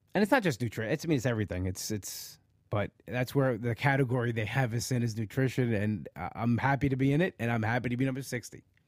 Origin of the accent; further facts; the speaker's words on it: Long Island, New York, United States; live in the area where I live, Long Island